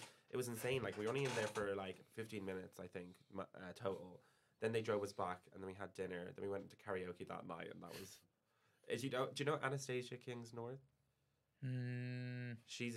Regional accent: Ireland; moved away as an adult; now in London, United Kingdom; being Irish.

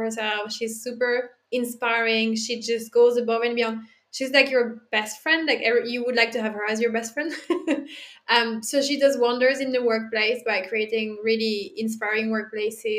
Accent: Dijon, Bourgogne-Franche-Comté, France; I'm French. I'm not from Paris. I'm from Dijon

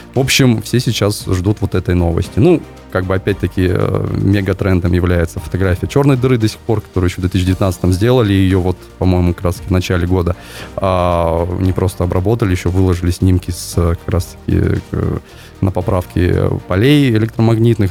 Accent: Kyrgyzstan; now in Kaliningrad, Russia; я вообще родился в Киргизии, и там высоко над уровнем моря, полторы тысячи метров, горы, очень классное небо

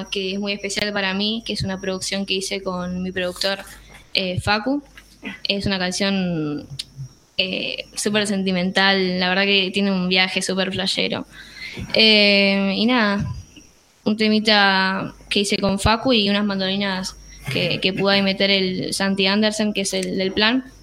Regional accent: La Plata, Buenos Aires Province, Argentina; Eh, soy de La Plata, así que nada, eso era por lo que decía un viajecito, tipo.

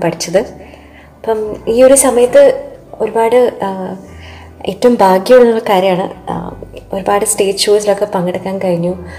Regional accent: Qatar; moved away; ഞാൻ ഖത്തറിലാണ് ജനിച്ചു വളർന്നത്

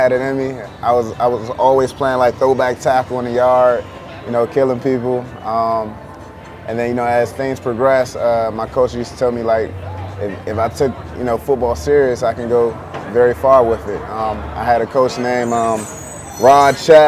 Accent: Clinton, Maryland, United States; moved away; also born or lived in Washington, D.C.; I'm from Washington, D.C., born in D.C., raised in Maryland. I used to live out Clinton, Maryland, out Prince George County

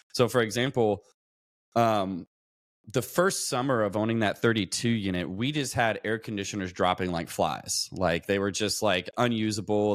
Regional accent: Louisville, Kentucky, United States; moved away as an adult; now in San Diego, United States; I grew up in Louisville, Kentucky. Um, came out to San Diego, California, where I'm at now, in about two thousand eleven, because I joined the Navy

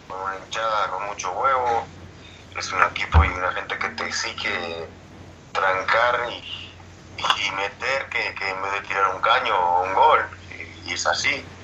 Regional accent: Uruguay; a nosotros uruguayos nos gusta el meter, el correr

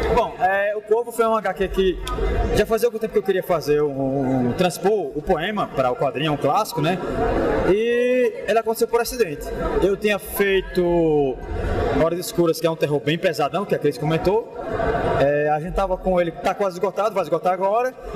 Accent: Natal, Rio Grande do Norte, Brazil; a gente é do Nordeste, né, do Natal

